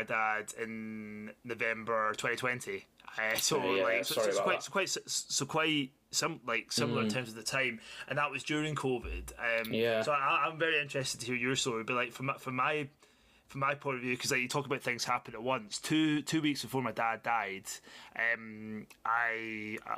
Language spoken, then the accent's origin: English; Glasgow, Scotland, United Kingdom; back where I started in Glasgow, living at home